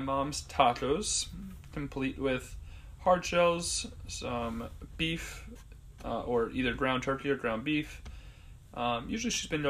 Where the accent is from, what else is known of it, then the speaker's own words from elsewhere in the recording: Plainview, New York, United States; I am from Plainview, New York